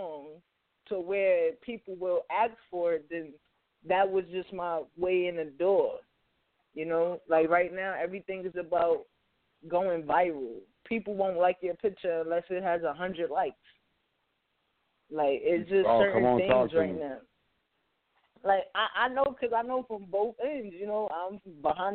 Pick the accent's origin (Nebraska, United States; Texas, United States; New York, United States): New York, United States; New York City; I'm a New Yorker. I'm a Bronx kid